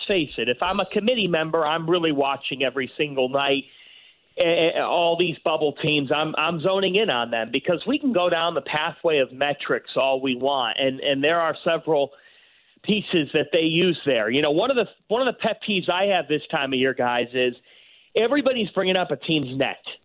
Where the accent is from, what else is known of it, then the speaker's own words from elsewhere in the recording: Cleveland, Ohio, United States; I grew up in Cleveland